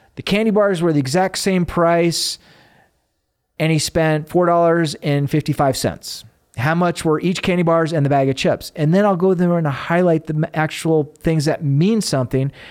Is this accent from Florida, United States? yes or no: no; Arizona, United States; moved away; I grew up in Arizona